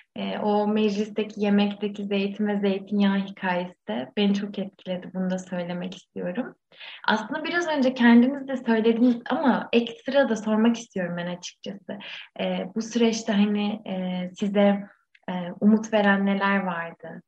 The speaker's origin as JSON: {"language": "Turkish", "region": "Muğla", "country": "Turkey", "said": "Ben de e, hani bir Muğlalı olarak"}